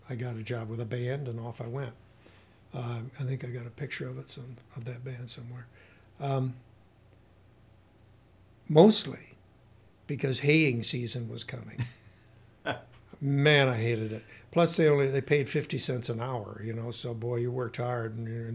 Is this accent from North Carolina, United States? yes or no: no; Battle Creek, Michigan, United States; now in Climax, United States; I grew up in the southern Battle Creek area. I went to Harper Creek school system the entire, years in school. Grew up on a farm. I was born on 6.5 Mile